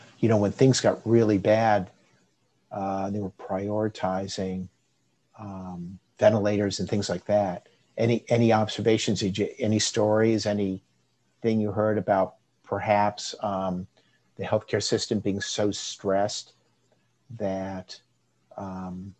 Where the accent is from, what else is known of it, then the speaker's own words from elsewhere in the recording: Florida, United States; I grew up in Florida